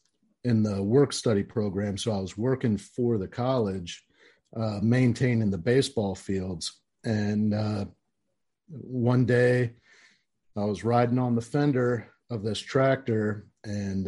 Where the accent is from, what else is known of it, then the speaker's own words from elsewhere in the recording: Orlando, Florida, United States; I was born and raised in Central Florida, you know, downtown Orlando